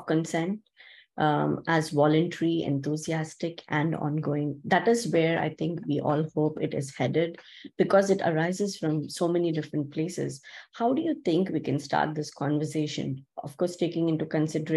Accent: India; growing up in India

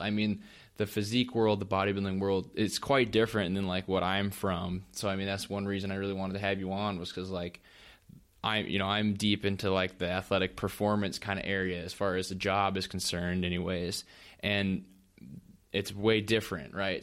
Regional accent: North Dakota, United States; I'm a farm kid too. Um, I'm from North Dakota

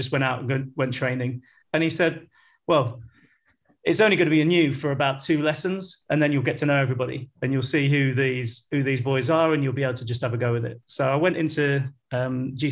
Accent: Leicester, East Midlands, United Kingdom; moved away as an adult; now in Shanghai, China; when I was a young lad growing up in Leicester

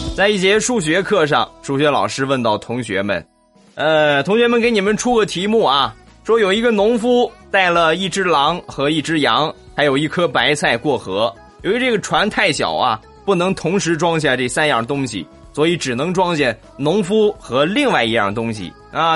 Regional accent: Shandong, China; accent: Shandong dialect; 但是我说山东话，你们可能就听不懂了。

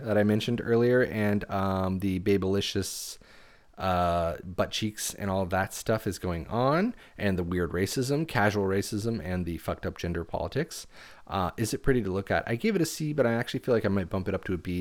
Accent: United States; growing up in America post 9/11

